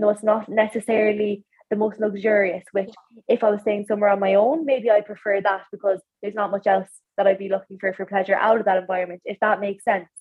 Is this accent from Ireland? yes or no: yes; County Clare, Ireland; I'm from Clare